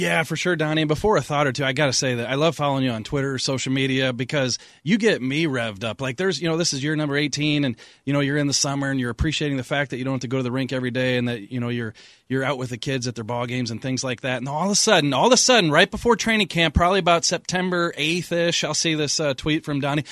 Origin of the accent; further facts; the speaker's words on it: St. Louis, Missouri, United States; I grew up in Saint Louis